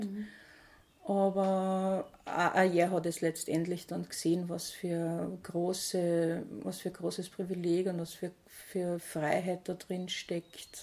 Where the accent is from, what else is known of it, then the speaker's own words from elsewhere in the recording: St. Pölten, Lower Austria, Austria; bin am Bahnhof aufgewachsen in St. Pölten.